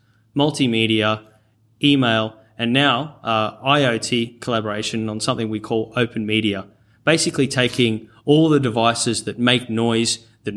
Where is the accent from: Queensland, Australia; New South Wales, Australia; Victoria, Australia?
Queensland, Australia; rural; accent: North Queensland twang; also born or lived in Cairns / Charters Towers; born in Cairns and raised in and around rural Queensland, and also Charters Towers for boarding school. So, yeah, you'll hear the occasional North Queensland twang come out every now and then.